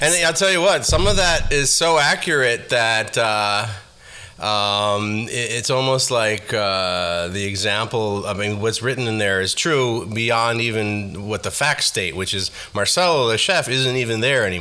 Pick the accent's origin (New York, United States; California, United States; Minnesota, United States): New York, United States; New York City; also born or lived in Haifa, Israel / Queens; growing up in the Bronx